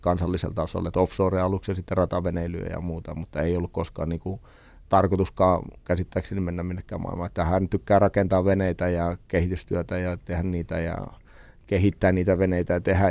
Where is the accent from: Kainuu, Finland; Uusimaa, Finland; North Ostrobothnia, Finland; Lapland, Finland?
Uusimaa, Finland; Lohja; mä synnyin oikeasti venetehtaassa. Vanhemmat asuttiin venetehdasalueella, venetehtaassa Lohjalla